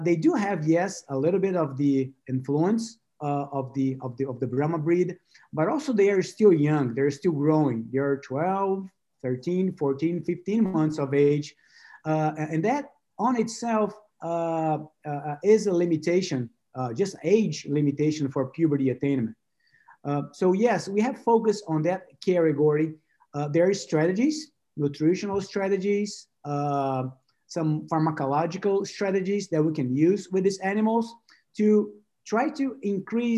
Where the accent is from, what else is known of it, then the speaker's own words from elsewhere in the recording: Brazil; moved away as an adult; also born or lived in São Paulo, Brazil / Michigan, United States; now in Gainesville, United States; I went back to Brazil